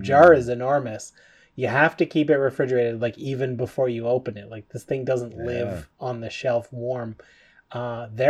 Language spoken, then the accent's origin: English; Canada; We're Canadian. We love our fellow Canadian listeners.